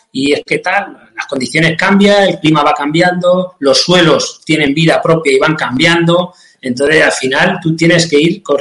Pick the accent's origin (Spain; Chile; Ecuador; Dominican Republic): Spain; Castilla-La Mancha; Yo te, lo digo, ya no te lo digo desde el punto de vista romántico como {S0} manchego.